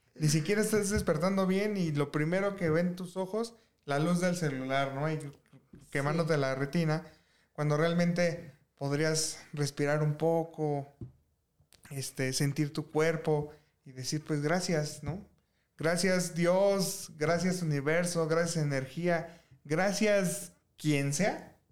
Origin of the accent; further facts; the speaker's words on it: Mexico; como mexicano